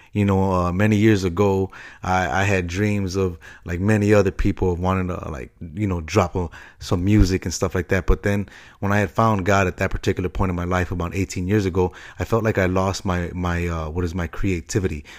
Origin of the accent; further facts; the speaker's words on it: Chicago, Illinois, United States; moved away; the same hometown that I'm from, Chi Town, Chicago. Uh, love my hometown